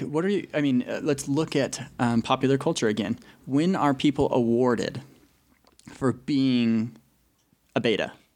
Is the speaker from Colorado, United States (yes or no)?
yes; Colorado, United States; moved away as an adult; now in Utah, United States; I'm originally from Colorado. Uh, pretty much born and raised.